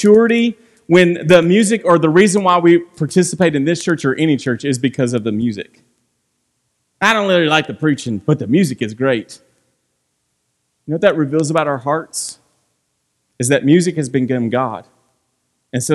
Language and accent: English; Franklin, United States; I'm from Franklin